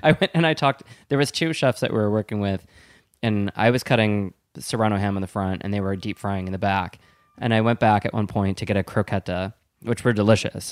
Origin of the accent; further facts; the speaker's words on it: Wisconsin, United States; moved away as an adult; also born or lived in East Coast; I'm from Wisconsin